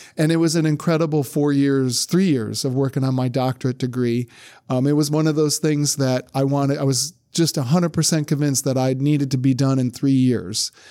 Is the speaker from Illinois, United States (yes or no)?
no; Brunswick, Ohio, United States; moved away as an adult; now in Louisiana, United States; my hometown of Brunswick, Ohio